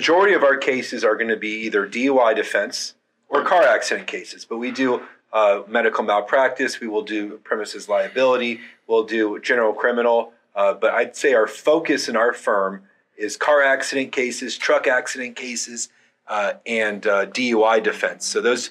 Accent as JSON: {"language": "English", "town": "Gainesville", "region": "Florida", "country": "United States", "tie": "born or raised there", "said": "I was 12 years old when Steve was hired by the Gators, and I was born and raised in Gainesville."}